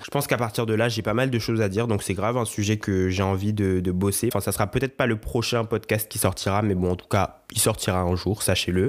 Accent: Guadeloupe; je suis originaire de la Guadeloupe

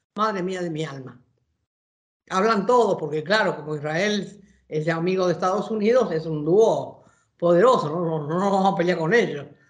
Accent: Argentina; como argentinos y argentinas

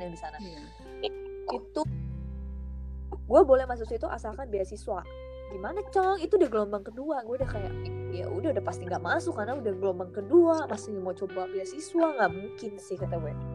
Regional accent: Lampung, Indonesia; gue ini orang Lampung

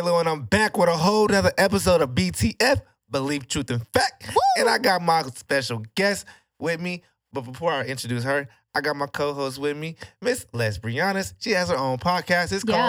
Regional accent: Spring, Texas, United States; I grew up in Spring.

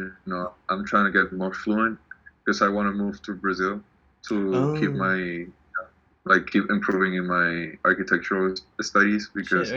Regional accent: Dominican Republic; English is a second language; born and raised here

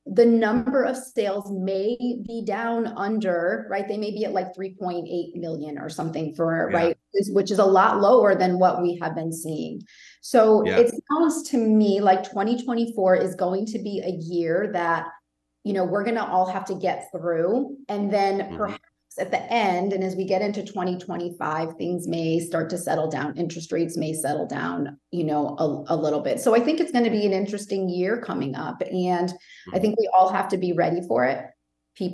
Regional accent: Connecticut, United States; now in Rhode Island, United States; I'm originally from Connecticut

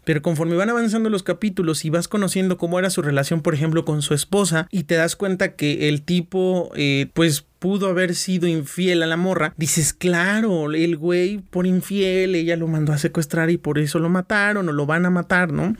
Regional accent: Mexico; como mexicanos

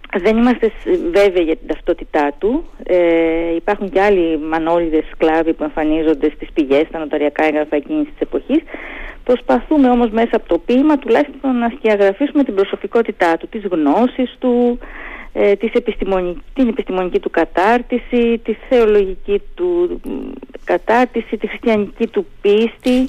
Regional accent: Heraklion, Crete, Greece; moved away as an adult; now in Thessaloniki, Greece; επειδή είμαι από το Ηράκλειο, τότε ζούσα και στο Ηράκλειο

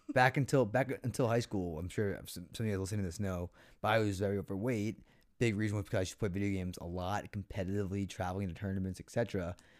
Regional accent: Foxborough, Massachusetts, United States; growing up in Foxborough

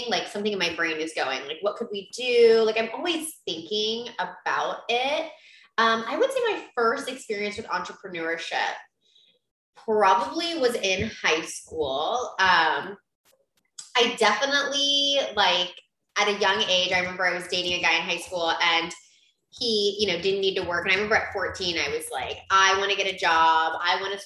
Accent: St. Petersburg, Florida, United States; also born or lived in Oakland, California; my parents moved to St. Pete, Florida when I was pretty young. I was about 5 and I was raised here and I've stayed.

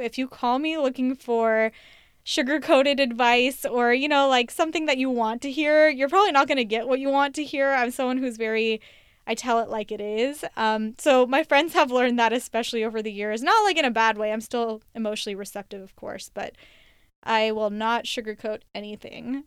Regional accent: United States; I was born and raised in the United States

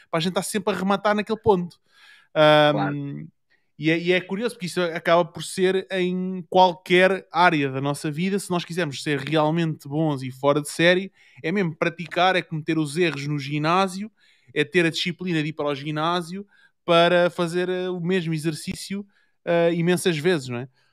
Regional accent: Portugal; now in Germany; eu sou de Portugal

